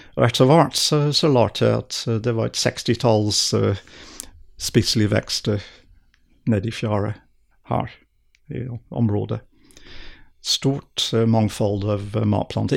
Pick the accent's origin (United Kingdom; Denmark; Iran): United Kingdom; southern England; Norwegian is a second language; moved away as an adult; also born or lived in Edinburgh, Scotland; now in Norway; jeg vokste opp i England, i Sør-England